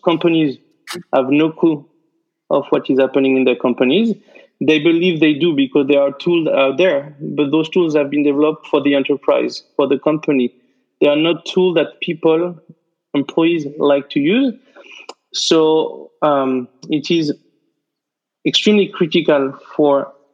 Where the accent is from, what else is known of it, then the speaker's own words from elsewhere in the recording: France; English is a second language; moved away as an adult; now in United States; I'm from France, but I've been practicing law in the US for the past 15 years